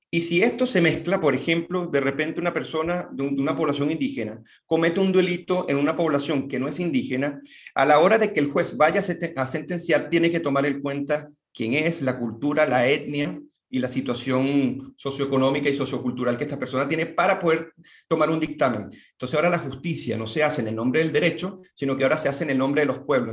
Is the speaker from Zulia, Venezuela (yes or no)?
no; Caracas, Capital District, Venezuela; moved away as an adult; now in Santiago, Chile; soy oriundo de Caracas, Venezuela, y vivo en Santiago de Chile desde hace un poco más de siete años.